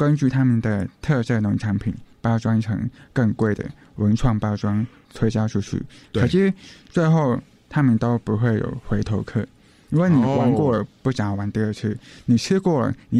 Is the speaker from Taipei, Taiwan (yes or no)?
yes; Taipei, Taiwan; 嗯，就是嗯，国小就是在新北或者是台北来来回回三次，